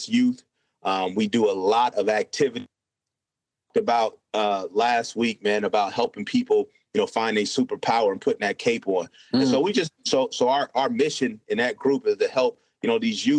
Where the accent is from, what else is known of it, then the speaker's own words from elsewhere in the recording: Davenport, Iowa, United States; Born and raised in Davenport, Iowa.